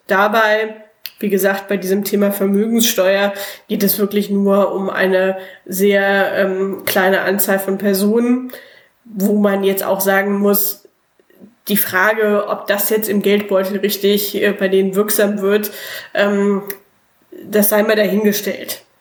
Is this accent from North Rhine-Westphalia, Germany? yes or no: yes; Cologne, North Rhine-Westphalia, Germany; moved away as an adult; now in Bremen, Germany; ich bin im Schatten des Müngersdorfer Stadions groß geworden